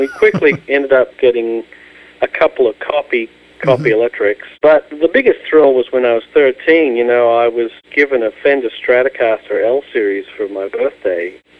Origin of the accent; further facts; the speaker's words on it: Australia; moved away as an adult; now in Los Angeles, United States; we went to Australia, and we visited my hometown.